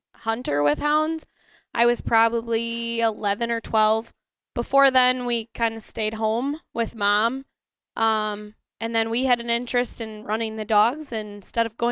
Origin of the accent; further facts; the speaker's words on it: Wisconsin, United States; accent: Wisconsin; my Wisconsin accent